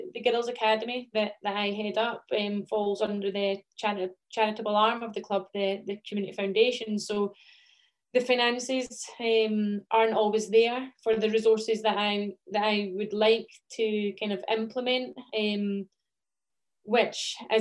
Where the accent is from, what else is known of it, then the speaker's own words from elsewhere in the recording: the Scottish Borders, Scotland, United Kingdom; I grew up in the Borders